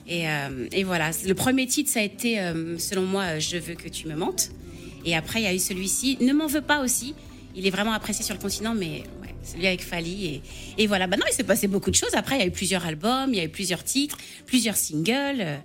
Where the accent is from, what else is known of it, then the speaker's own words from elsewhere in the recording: Martinique; de chez moi en Martinique